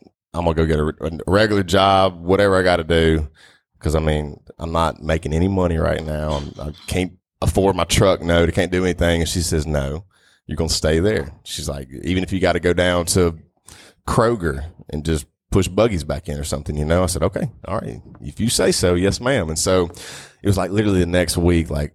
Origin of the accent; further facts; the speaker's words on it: Northeast Louisiana, United States; I grew up in Northeast Louisiana.